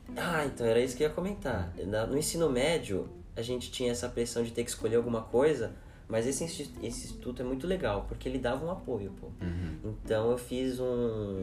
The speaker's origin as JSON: {"language": "Portuguese", "town": "Cotia", "region": "São Paulo", "country": "Brazil", "tie": "born or raised there", "said": "nascido em São Paulo, mas crescido em Cotia"}